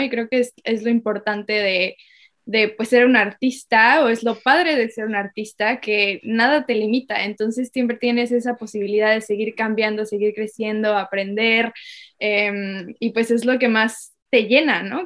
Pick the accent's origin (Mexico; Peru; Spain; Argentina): Mexico; moved away as an adult; now in Sydney, Australia; mexicana, eh, pero ahora estoy viviendo en Australia